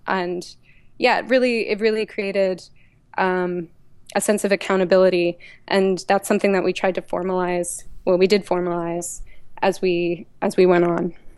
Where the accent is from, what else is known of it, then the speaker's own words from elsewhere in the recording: Levittown, Pennsylvania, United States; I grew up in Levittown, just on the outskirts of Philly